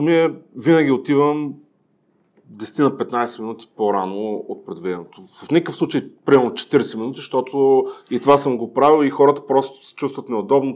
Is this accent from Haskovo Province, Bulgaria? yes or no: no; Ruse, Ruse Province, Bulgaria; moved away; съм родом от Русе